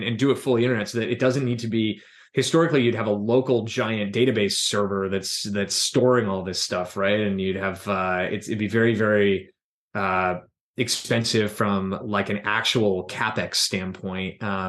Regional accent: Philadelphia, Pennsylvania, United States; And, you know, headed back to what was my hometown.

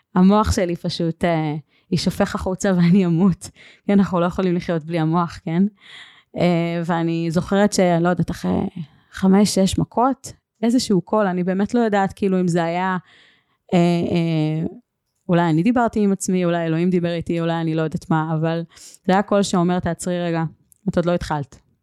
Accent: Northern Israel, Israel; moved away as an adult; גרתי בצפון 18 שנה

